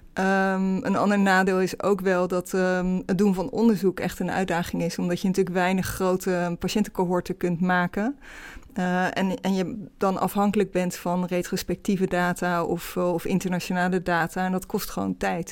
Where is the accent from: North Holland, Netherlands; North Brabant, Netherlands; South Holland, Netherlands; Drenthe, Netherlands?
South Holland, Netherlands; Rotterdam; moved away as an adult; also born or lived in Amsterdam; ik ben opgegroeid in Rotterdam, omgeving Rotterdam